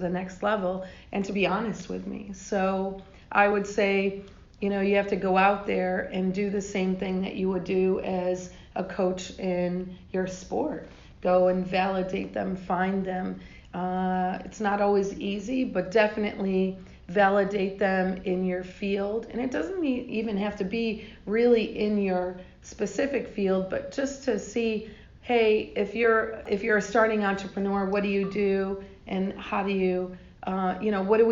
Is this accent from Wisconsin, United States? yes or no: no; New York, United States; also born or lived in Georgia; now in Atlanta, United States; I grew up in New York in the ghetto